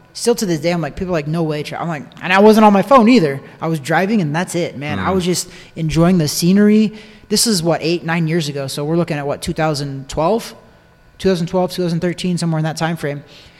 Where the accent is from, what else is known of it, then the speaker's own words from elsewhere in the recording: Missouri, United States; moved away as an adult; now in Florida, United States; You know, I'm from a little town about 20 miles away from St. Joe, but that's my hometown, home area.